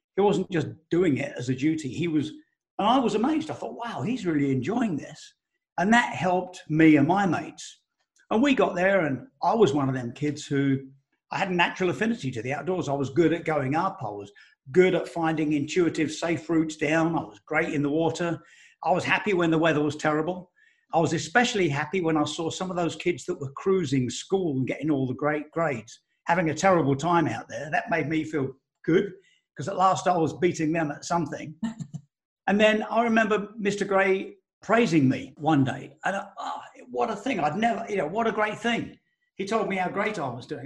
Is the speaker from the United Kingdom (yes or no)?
yes; Elm Park, London, United Kingdom; I grew up in Elm Park, Essex, which is next to Romford in Essex.